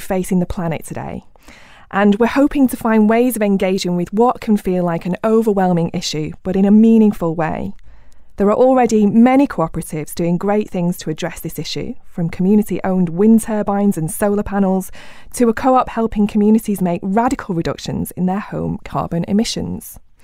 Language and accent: English; Rochdale, North West England, United Kingdom; my hometown of Rochdale